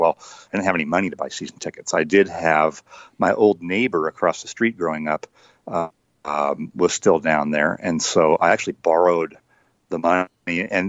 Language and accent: English; California, United States; So I grew up in Northern California, but I was working, my first job in journalism was working for the newspaper in Spokane, Washington.